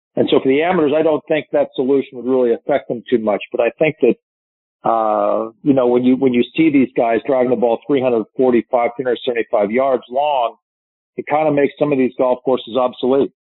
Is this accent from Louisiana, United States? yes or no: no; Pittsburgh, Pennsylvania, United States; I'm from Pittsburgh